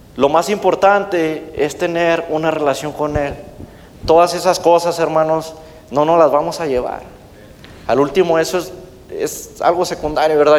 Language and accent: Spanish; Mexico; now in United States; de donde yo soy originario, eh, de mi país México